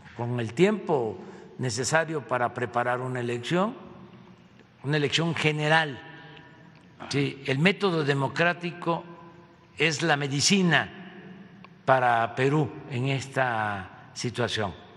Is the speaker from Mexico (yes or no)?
yes; Villahermosa, Tabasco, Mexico; en Villahermosa, en mi tierra